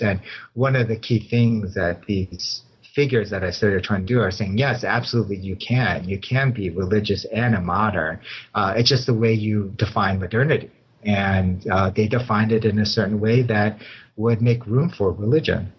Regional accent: Chicago, Illinois, United States; moved away as an adult; also born or lived in Los Angeles area, California; now in Claremont, United States; I was born and raised in Chicago too

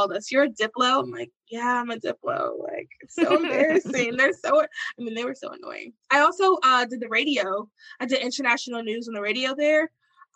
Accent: Charlotte, North Carolina, United States; moved away as an adult; also born or lived in New Jersey; I'm from Charlotte, North Carolina.

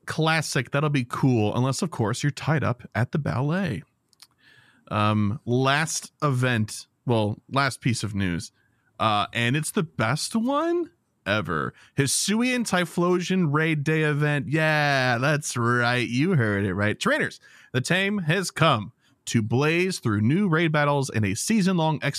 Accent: United States; as an American

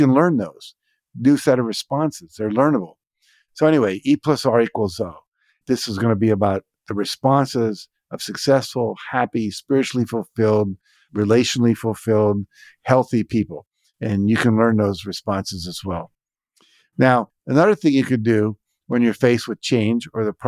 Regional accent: West Virginia, United States; moved away; I grew up in West Virginia

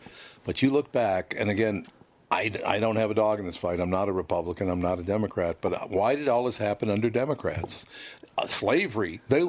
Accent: Minneapolis, Minnesota, United States; their parents would find out I was from North Minneapolis and ask their sons not to hang out with me anymore.

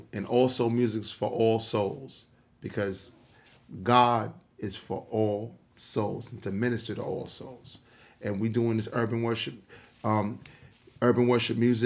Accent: New York City, New York, United States; I'm an individual from Queens, New York

